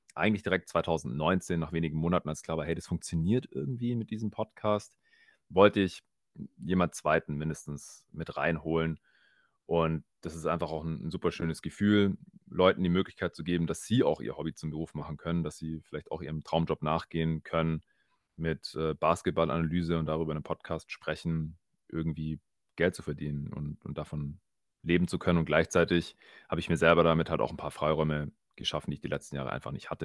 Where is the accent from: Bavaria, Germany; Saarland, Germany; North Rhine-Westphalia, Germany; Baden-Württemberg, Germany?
Baden-Württemberg, Germany; Swabia; accent: Swabian; moved away; ich äh, kann gut verstecken, dass ich eigentlich aus dem Schwabeländle komme.